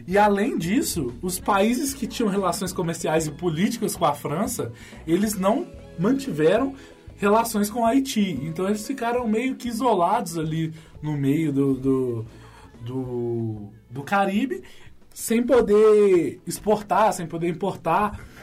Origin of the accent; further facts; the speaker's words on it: Brazil; a gente, como brasileiro